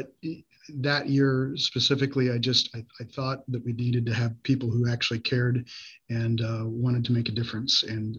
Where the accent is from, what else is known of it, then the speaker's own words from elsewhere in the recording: 21st District, Jackson County, Missouri, United States; I grew up in this district. This is my hometown. So I'm representing the town in which I was born and raised